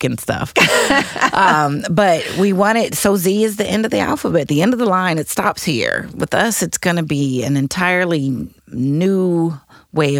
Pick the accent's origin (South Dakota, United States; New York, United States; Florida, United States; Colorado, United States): Colorado, United States; Denver; now in St. Louis, United States; I'm from Denver, Colorado